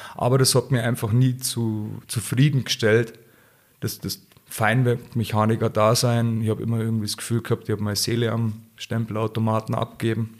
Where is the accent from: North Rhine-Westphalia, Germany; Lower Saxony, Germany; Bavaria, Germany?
Bavaria, Germany